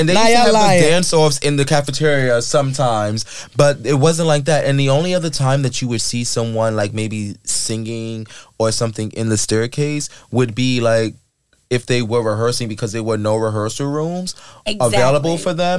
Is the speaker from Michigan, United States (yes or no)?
no; Queens, New York, United States; I grew up in the Queens, well, they call it Shadyville, if anyone knows.